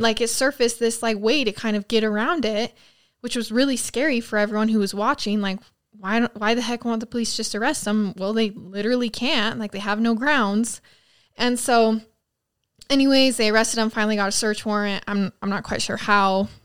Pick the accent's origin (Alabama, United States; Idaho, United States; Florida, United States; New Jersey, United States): Idaho, United States; near Rexburg; away from my hometown